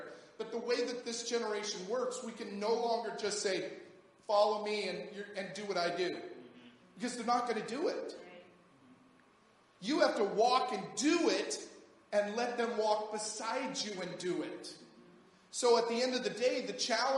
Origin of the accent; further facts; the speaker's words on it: United States; as an American